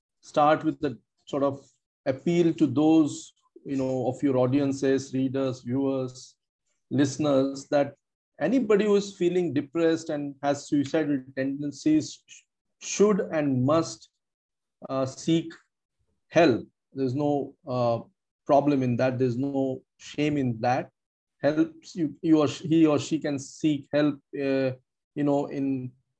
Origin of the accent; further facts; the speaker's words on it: south Vidarbha, Maharashtra, India; also born or lived in Nagpur; I grew up in a small town in south of Vidarbha